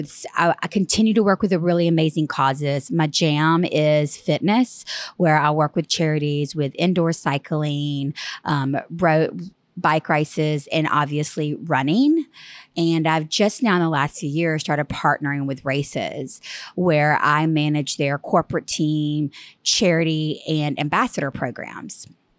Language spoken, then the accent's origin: English; Tuscaloosa, Alabama, United States; Yes, I'm originally from Alabama. I'm actually from Tuscaloosa.